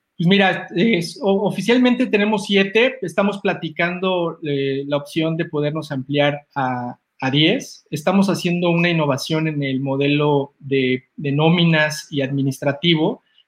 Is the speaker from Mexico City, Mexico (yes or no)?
yes; Mexico City, Mexico; yo soy chilango